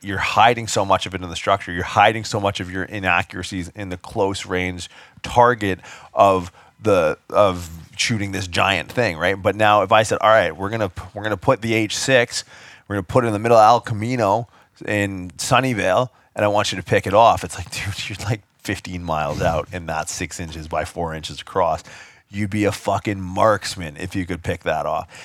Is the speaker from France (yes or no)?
no; Canada; I get stereotyped a lot for being Canadian